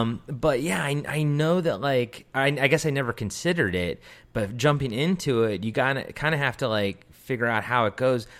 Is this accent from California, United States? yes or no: no; Baltimore, Maryland, United States; Baltimore, I'm from Baltimore